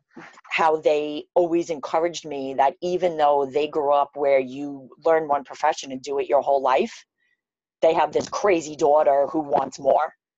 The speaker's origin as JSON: {"language": "English", "town": "New York City", "region": "New York", "country": "United States", "said": "I'm from Queens, New York"}